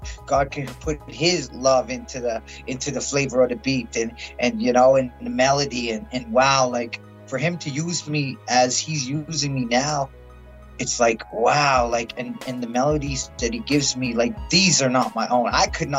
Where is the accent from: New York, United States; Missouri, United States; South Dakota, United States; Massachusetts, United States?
South Dakota, United States; now in Calgary, Canada; So my background, I'm originally from South Dakota. Part Soto, part Cree, and part Mexican.